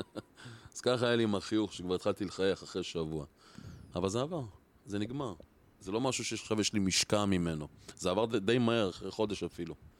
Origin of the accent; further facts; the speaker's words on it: Or Akiva, Haifa District, Israel; אני גדלתי באור עקיבא